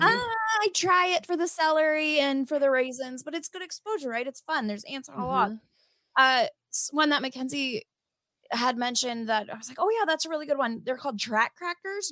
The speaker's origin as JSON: {"language": "English", "region": "Midwest", "country": "United States", "said": "we're from the Midwest"}